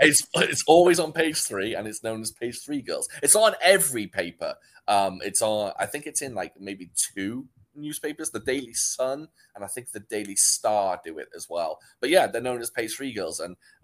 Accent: Wales, United Kingdom; I'm from Wales. I sound more English than I do Welsh because I'm from North Wales, which means I'm kind of like closer to England.

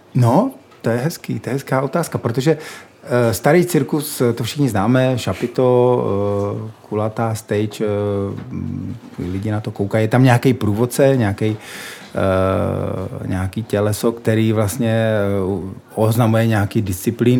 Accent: Czechia; my třeba jako Češi

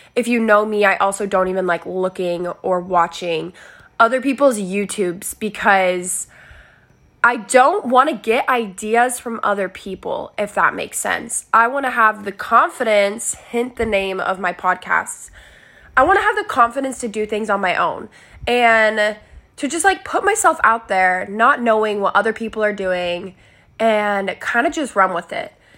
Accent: Arizona, United States; moved away; I am from Arizona originally.

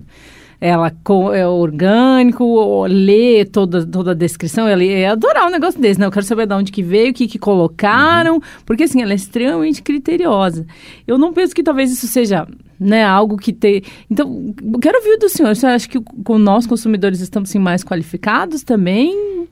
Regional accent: Gaúcha, Rio Grande do Sul, Brazil; eu sou gaúcha

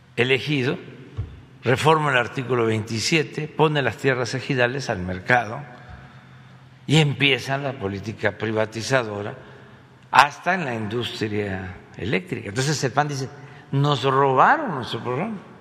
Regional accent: Tepetitán, Tabasco, Mexico; a mi pueblo, a Tepetitán

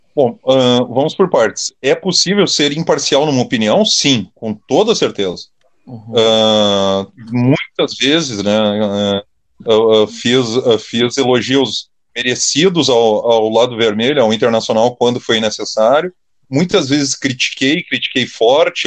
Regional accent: São Leopoldo, Rio Grande do Sul, Brazil; now in Sapucaia do Sul, Brazil; eu sou de São Leopoldo, nascido e criado em São Leopoldo, hoje residente em Sapucaia

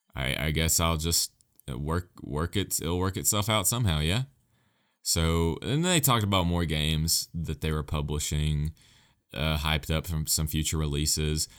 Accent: United States; as an American fan

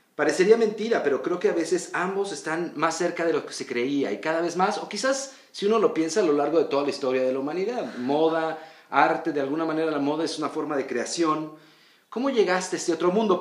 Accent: Mexico City, Mexico; yo soy chilango total

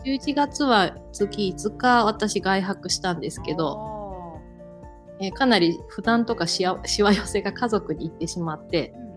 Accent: Tokushima, Japan; 地元の徳島

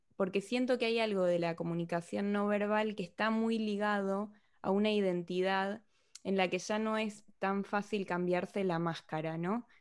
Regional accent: Argentina; accent: Argentine; now in Spain

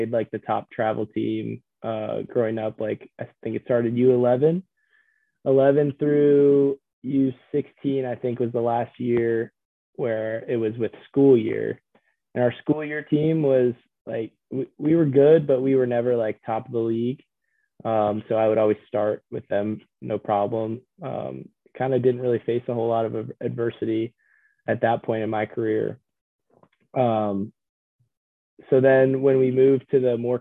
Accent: Virginia, United States; also born or lived in Milwaukee, Wisconsin; I was there till about like, third grade, I think, is when I moved to Virginia

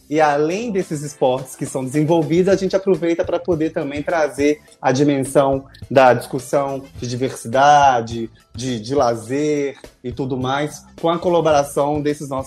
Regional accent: Betim, Minas Gerais, Brazil; now in Belo Horizonte, Brazil; hoje eu moro em Belo Horizonte, né, num bairro Santa Teresa, acho que muitos conhecem, mas eu nasci, e sou da cidade de Betim, eu, que é uma cidade aqui, né, da região metropolitana

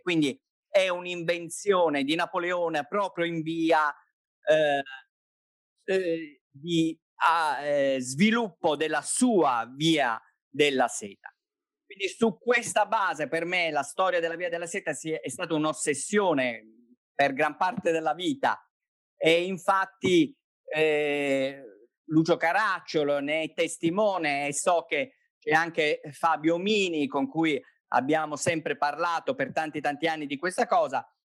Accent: Taranto, Apulia, Italy; io sono di Taranto, sono nato a Taranto

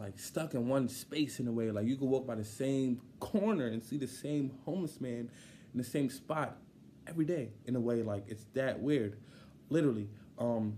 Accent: New York, United States; I'm from New York

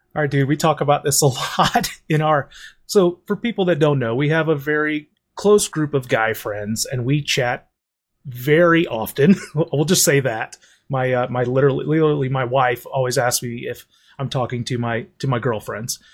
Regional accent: St. Louis, Missouri, United States; I'm from Saint Louis

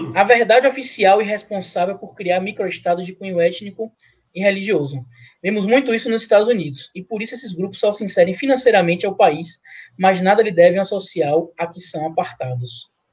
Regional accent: Bahia, Brazil; Eu sou baiano

